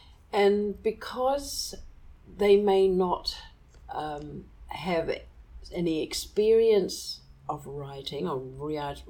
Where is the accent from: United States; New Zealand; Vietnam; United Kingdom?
New Zealand; there was something inferior about being a Kiwi because we didn't appear in any of our books.